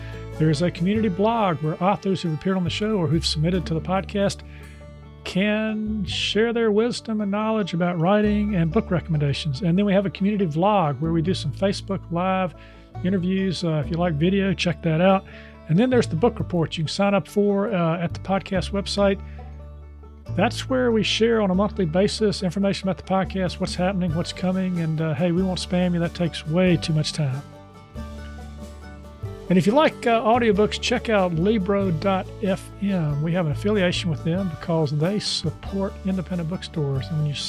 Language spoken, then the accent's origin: English; Charlotte, North Carolina, United States; You say on your website that after discovering how your hometown, my hometown of Charlotte, forgot its own amazing her story, it became the perfect setting for your novel.